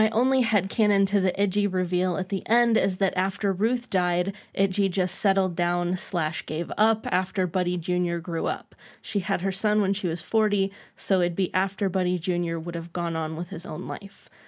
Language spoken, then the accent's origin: English; Canada; As a Canadian, I usually have zero draw to these American nostalgia period films.